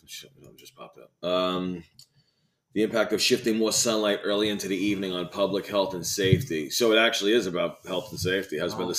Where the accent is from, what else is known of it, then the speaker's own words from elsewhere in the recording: New York City, New York, United States; we're from New York